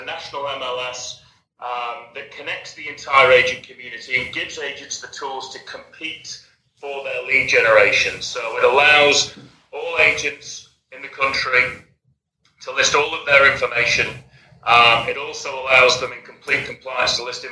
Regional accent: England, United Kingdom; moved away as an adult; also born or lived in Spain; now in Los Angeles, United States; I hail from the United Kingdom. I'm an English chap.

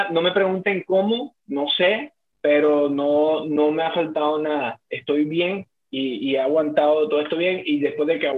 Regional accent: Colombia; moved away; also born or lived in Bogotá; porque nosotros somos de Colombia

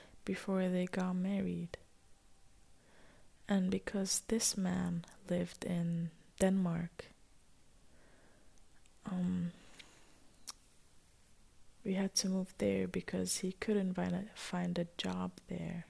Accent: Ras Al Khaimah, United Arab Emirates; I was born and raised in Emirates, in a city that's called Ras Al Khaimah.

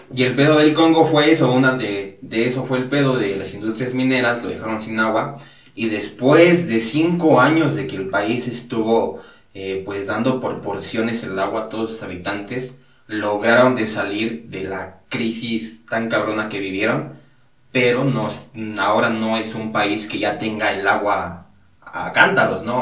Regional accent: Hidalgo, Mexico; Allá, igual de donde yo soy, allá eh, me dedico a la agricultura

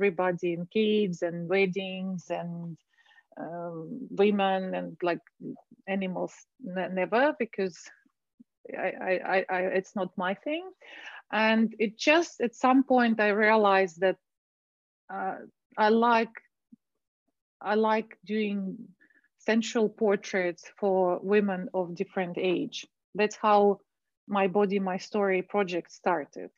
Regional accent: Moscow, Russia; moved away as an adult; also born or lived in Dubai; I was born and raised in Moscow, Russia.

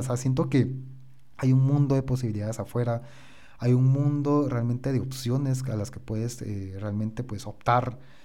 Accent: Guatemala; yo soy de Guatemala

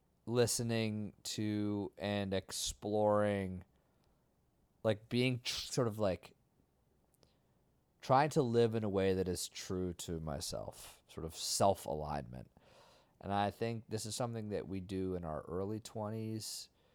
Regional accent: Vermont, United States; I grew up in nature. Yeah. I'm from Vermont.

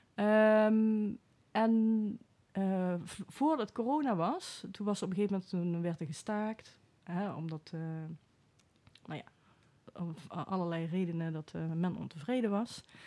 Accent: Venlo, Limburg, Netherlands; moved away as an adult; also born or lived in Enschede / Veldhoven; now in Den Bosch, Netherlands; in Venlo ben ik opgegroeid

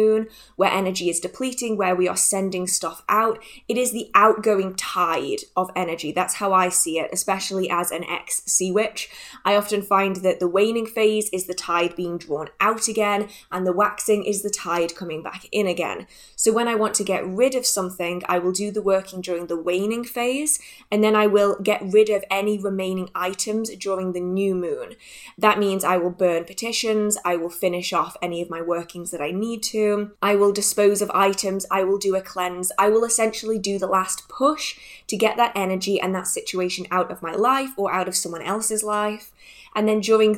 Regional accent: England, United Kingdom; I am from England, and here it rains a lot

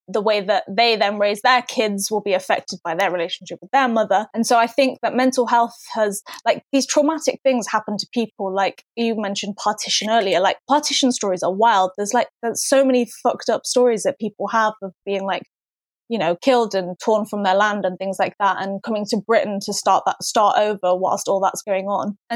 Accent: Pakistan; someone thought that I was Persian, I was like, oh, that's good because that means that no one knows I'm Pakistani, as though it was something to be embarrassed of.

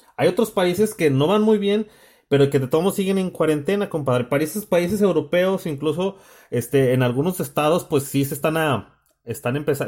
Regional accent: Mexico

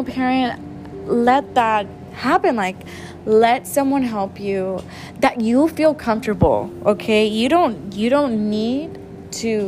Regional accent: San Antonio, Texas, United States; also born or lived in Mexico; I was born in Mexico, but I was raised here in San Antonio, Texas.

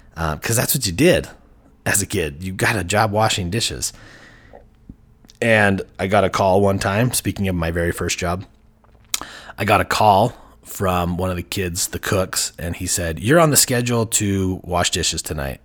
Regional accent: Heber City, Utah, United States; I grew up in Heber Valley, Heber City, Utah

